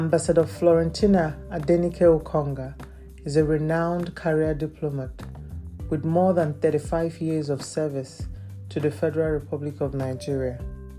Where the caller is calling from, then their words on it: Lelystad, Flevoland, Netherlands; I'm recording from Lelystad in the Netherlands.